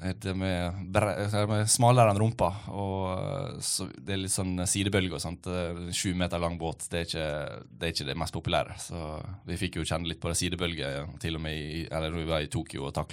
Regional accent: Ålesund, Møre og Romsdal, Norway; Ja, jeg er 27 nå, og jeg begynte å ro når jeg var 11. Så jeg har tatt noen tak. Jeg begynte å ro i Ålesund, der jeg kommer fra.

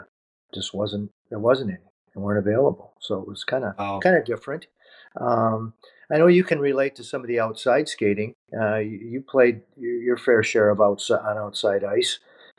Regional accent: New Hope, Minnesota, United States; I grew up, much like you, Pitt, in beautiful New Hope, Minnesota, playing minor youth hockey

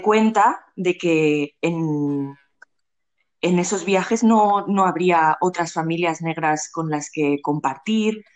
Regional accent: Barcelona, Catalonia, Spain; soy de Barcelona nací aquí y siempre he vivido aquí

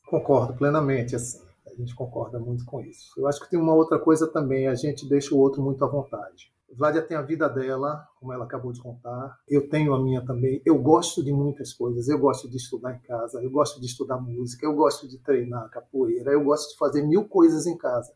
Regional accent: Salvador, Bahia, Brazil; moro em Salvador. Nascido e criado em Salvador

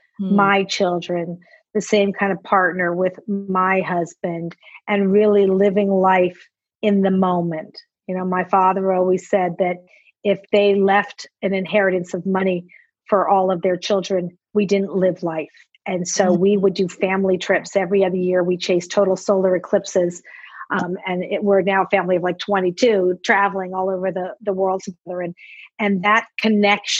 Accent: Los Angeles, California, United States; moved away as an adult; also born or lived in San Francisco / Germany / New York; And then we moved to Los Angeles when I was maybe 6 years old. So really grew up in Los Angeles

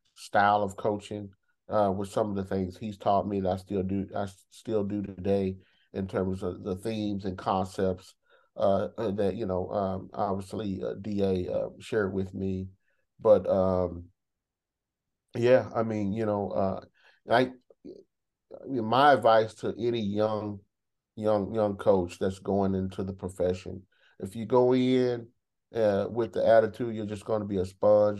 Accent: Texas, United States; moved away as an adult; also born or lived in Washington; now in Arizona, United States; I'm from Texas at the time

